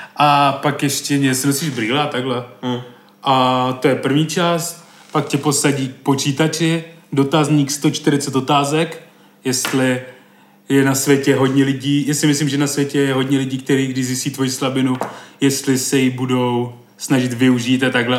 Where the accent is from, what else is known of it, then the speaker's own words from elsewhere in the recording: Brno, South Moravian Region, Czechia; podle přízvuku a toho, jak mluvím a že jsem z Brna